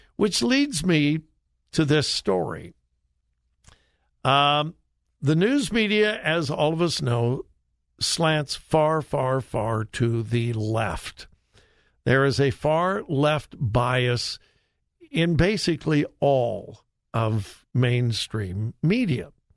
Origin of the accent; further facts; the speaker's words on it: Southern California, United States; growing up in Southern California